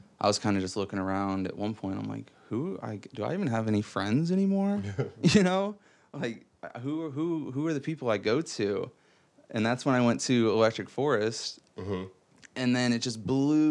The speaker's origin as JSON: {"language": "English", "town": "Fort Wayne", "region": "Indiana", "country": "United States", "tie": "born or raised there", "said": "I grew up in Fort Wayne"}